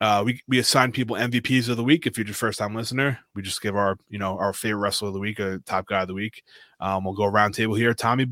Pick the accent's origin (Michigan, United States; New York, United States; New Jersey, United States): New York, United States; Long Island; we're from Long Island